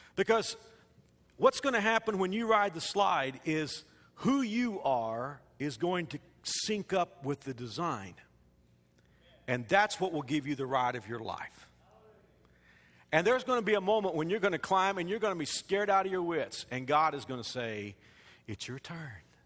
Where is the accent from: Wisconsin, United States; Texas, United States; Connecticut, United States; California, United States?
Texas, United States; Fort Worth; the skyline of Fort Worth, my hometown